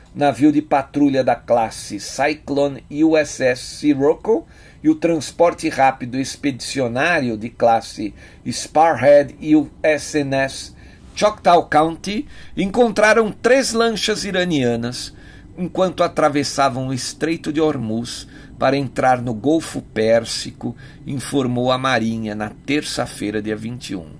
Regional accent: Brazil; nós que somos brasileiros

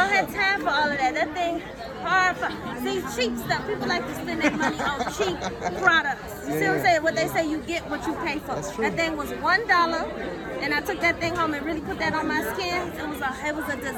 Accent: Atlanta, Georgia, United States; I grew up in Atlanta, so I still have it a little bit

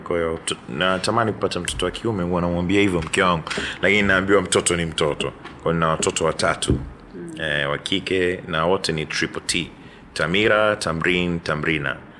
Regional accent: Dar es Salaam, Tanzania; dar es salaam tu nimeishi imezaliwa hapa nimeishi maisha yangu yote

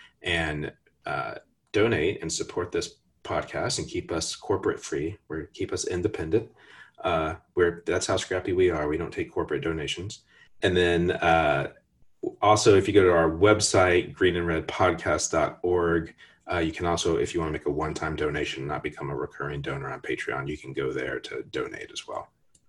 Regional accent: Dallas, Texas, United States; also born or lived in Houston, Texas; when I was living and growing up in Dallas and then living in Houston later in my life

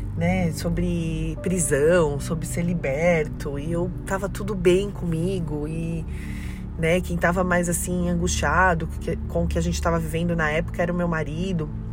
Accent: São Paulo, Brazil; moved away as an adult; also born or lived in Belo Horizonte, Brazil / Peruíbe, Brazil; now in Criciúma, Brazil; nós somos paulistanos da capital, né, de São Paulo

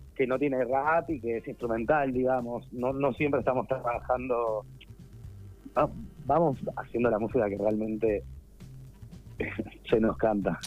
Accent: Buenos Aires, Argentina; yo soy de Belgrano

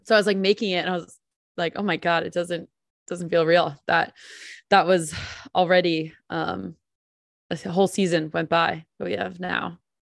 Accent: New Jersey, United States; I'm from New Jersey

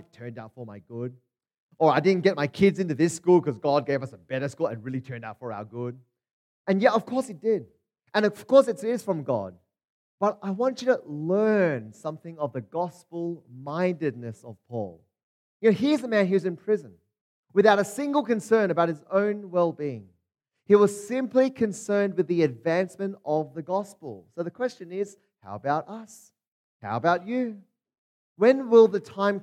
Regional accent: Australia; also born or lived in Hong Kong; I grew up in Australia, but I was born in Hong Kong. I'm actually from Hong Kong.

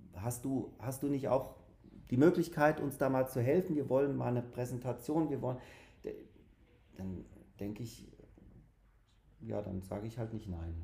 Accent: Hanau, Hesse, Germany; aus Hanau

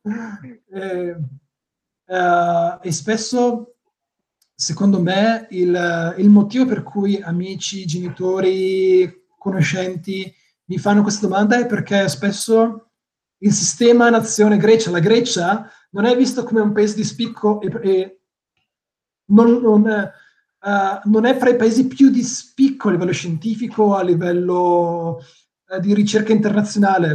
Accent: Botticino, Lombardy, Italy; moved away as an adult; now in Greece; io vengo da Botticino

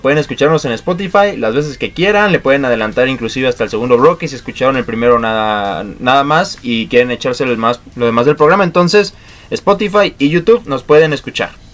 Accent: Mexico; como mexicanos se nos hace bien

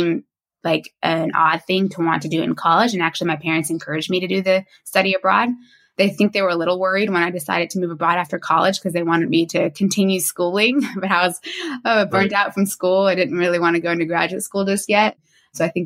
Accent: Florida, United States; moved away as an adult; also born or lived in Spain / Singapore / Saudi Arabia / Portugal; I'm originally from the United States. I grew up in Florida

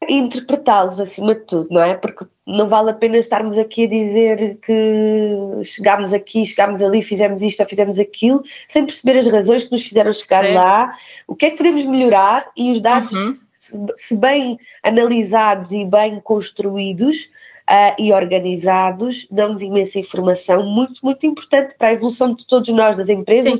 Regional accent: Algarve, Portugal; now in Lisbon, Portugal; cresci no Algarve, perto do mar. Estou em Lisboa já há alguns anos

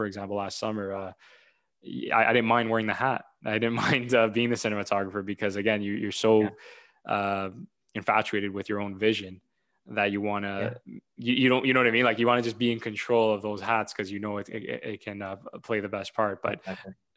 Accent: Toronto, Ontario, Canada; I'm from Toronto

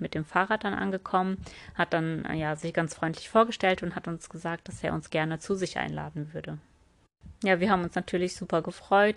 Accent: Germany; bei uns in Deutschland

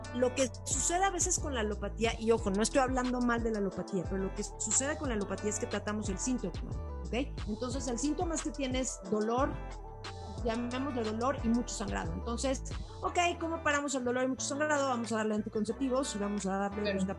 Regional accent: Cuernavaca, Morelos, Mexico; crecí en Cuernavaca

